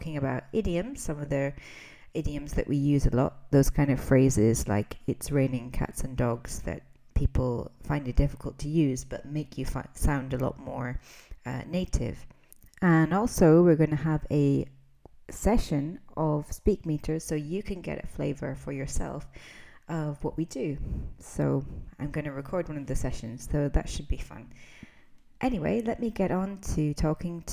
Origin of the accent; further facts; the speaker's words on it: Scotland, United Kingdom; I'm an English teacher from Scotland and a devoted language learner